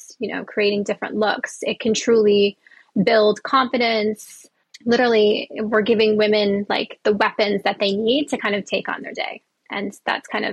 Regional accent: Columbus, Ohio, United States; I was born in Columbus, Ohio.

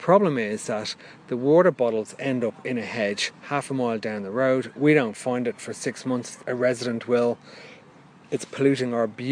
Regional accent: Dublin, Leinster, Ireland; now in Reigate, United Kingdom; I'm from South Dublin, which I'm very proud to be, always was

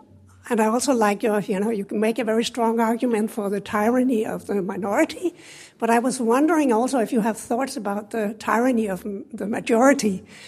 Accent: Denmark; moved away; I come from Denmark myself.

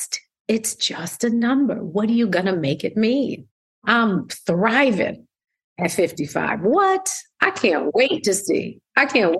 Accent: Schenectady, New York, United States; Upstate New York. So I'm from Schenectady, New York.

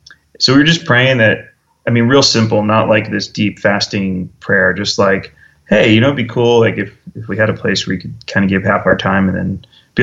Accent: New York, United States; also born or lived in Minnesota / Indiana / Washington, D.C.; now in Phoenix, United States; I grew up in New York.

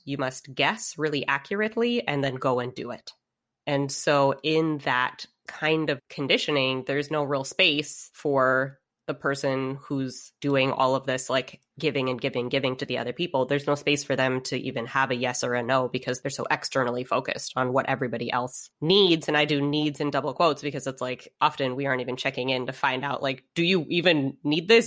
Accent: United States; was born and raised here in the States

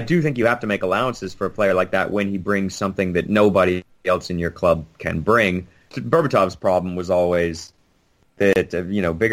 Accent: Merritt Island, Florida, United States; moved away; also born or lived in New York City; I grew up on Merritt Island, Florida, which is a large island, 30 miles long

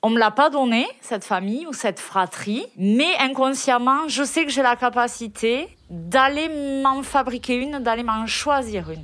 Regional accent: Toulouse, Occitania, France; Je suis née et j'ai grandi à Toulouse

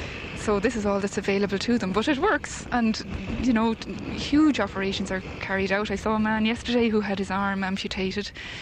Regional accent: Dublin, County Dublin, Ireland; now in Naas, Ireland; I'm from Dublin, living in Naas.

